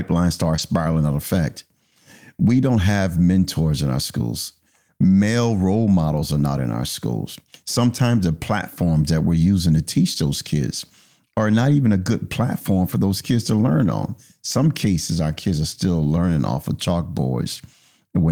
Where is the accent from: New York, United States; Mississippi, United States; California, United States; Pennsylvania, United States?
Pennsylvania, United States; Philadelphia; in my neighborhood where I grew up in North Philadelphia